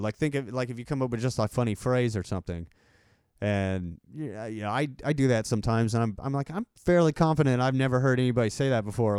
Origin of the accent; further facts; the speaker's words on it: Texas, United States; accent: country accent; I have, like, a country accent